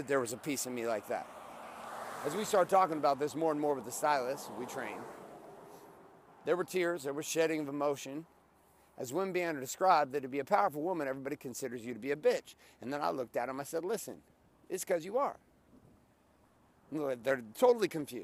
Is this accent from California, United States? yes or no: yes; Stockton, California, United States; now in Orange County, California, United States; We grew up in Stockton, California